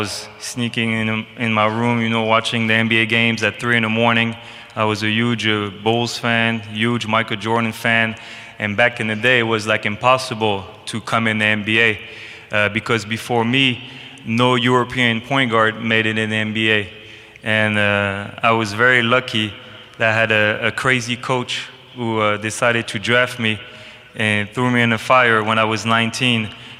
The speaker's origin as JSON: {"language": "English", "country": "France", "tie": "born or raised there", "also_born_or_lived": "Belgium", "moved": "as an adult", "lives_now": "Texas, United States", "said": "born in Belgium, my dad is American, my mom is from the Netherlands, and I grew up in France"}